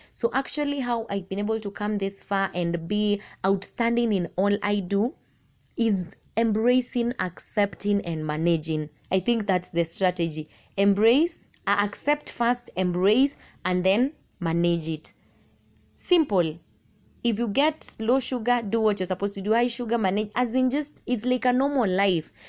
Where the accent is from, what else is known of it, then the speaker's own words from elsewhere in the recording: Machakos County, Kenya; I am from Machakos County